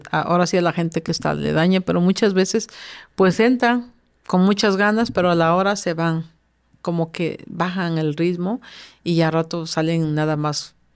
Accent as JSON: {"language": "Spanish", "region": "Veracruz", "country": "Mexico"}